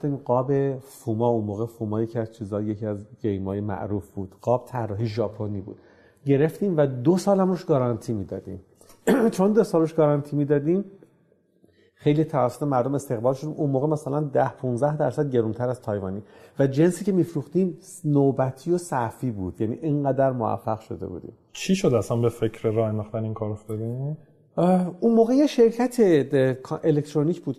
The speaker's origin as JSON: {"language": "Persian", "town": "Tehran", "region": "Tehran Province", "country": "Iran", "said": "بگم من فلانی هستم از تهران اومدم یه چنین محصولی تولید کردیم"}